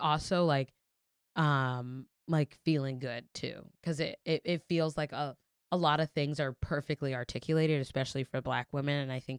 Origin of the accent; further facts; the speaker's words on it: New York City, New York, United States; you forget as a New Yorker how chaotic it is to get around in New York till you're with like a civilian.